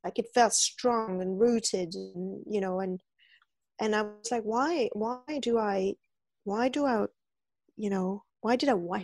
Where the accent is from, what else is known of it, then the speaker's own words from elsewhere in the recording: France; first language French; English is a second language; moved away as an adult; I was French. I even lost my French at that point